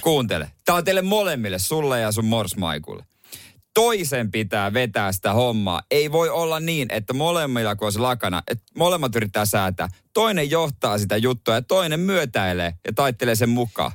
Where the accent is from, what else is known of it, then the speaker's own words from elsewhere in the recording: Seinäjoki, South Ostrobothnia, Finland; itse on Seinäjältä